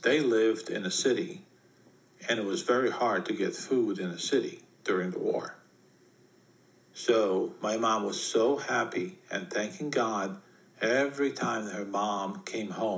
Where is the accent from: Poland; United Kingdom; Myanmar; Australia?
Poland; When I was growing up in Poland, Poland was a communist country back then.